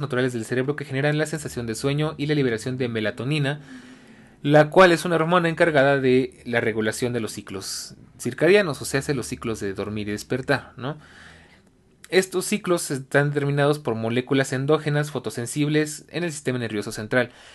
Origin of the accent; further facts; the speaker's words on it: Mexico; en mi país, México